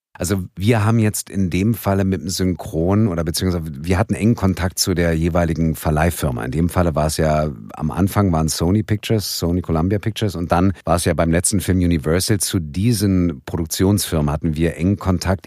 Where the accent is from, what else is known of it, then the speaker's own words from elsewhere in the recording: Berlin, Germany; ich bin in Westberlin aufgewachsen